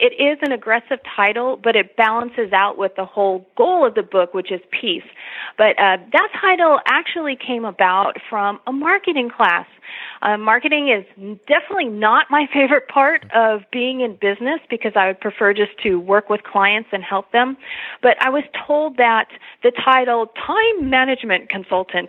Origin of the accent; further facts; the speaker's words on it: Los Angeles, California, United States; moved away as an adult; also born or lived in Texas; now in San Antonio, United States; I was born and raised in Los Angeles